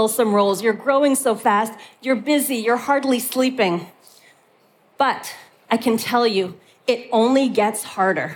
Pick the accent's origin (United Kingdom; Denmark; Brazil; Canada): Canada; moved away as an adult; now in Europe; being a Canadian who moved to Europe in order to build an organization